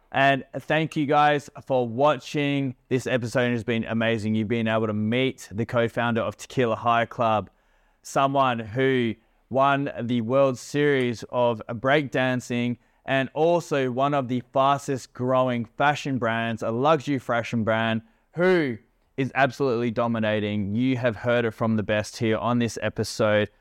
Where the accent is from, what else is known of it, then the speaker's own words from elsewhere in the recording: Perth, Western Australia, Australia; moved away as an adult; now in Bali, Indonesia; both growing up in Perth